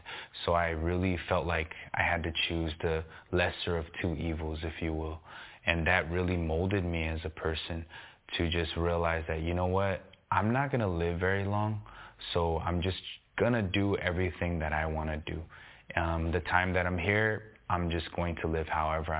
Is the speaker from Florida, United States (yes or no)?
no; Los Angeles, California, United States; I grew up on the east side of L.A., San Gabriel Valley, Monterey Park, bordering East L.A.